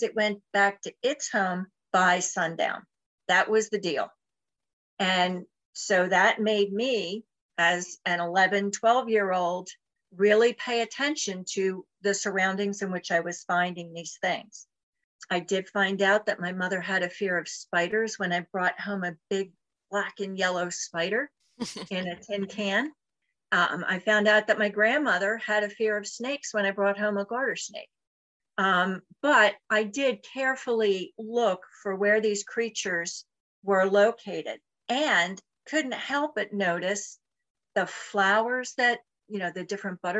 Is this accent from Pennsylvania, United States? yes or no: yes; Philadelphia, Pennsylvania, United States; I was born in Philadelphia, in the Mayfair section of Philadelphia